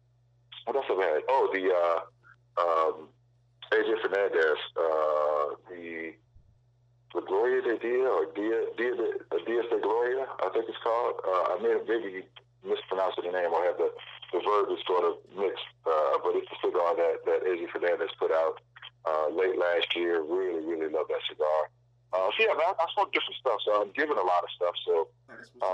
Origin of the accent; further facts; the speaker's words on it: New Orleans, Louisiana, United States; we grew up together in New Orleans